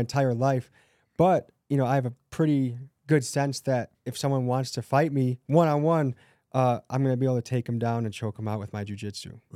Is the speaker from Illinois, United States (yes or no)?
yes; Crystal Lake, Illinois, United States; also born or lived in Milwaukee, Wisconsin; I grew up in Christie Lake, Illinois